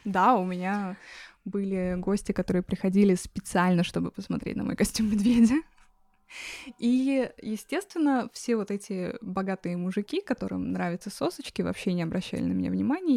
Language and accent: Russian; Russia; now in New York, United States; я родилась в горах. Выросла в России.